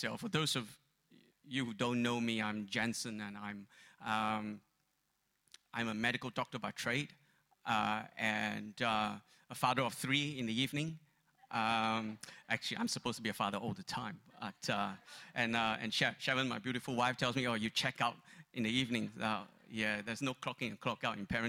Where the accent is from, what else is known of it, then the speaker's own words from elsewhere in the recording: Malaysia; moved away; growing up in Malaysia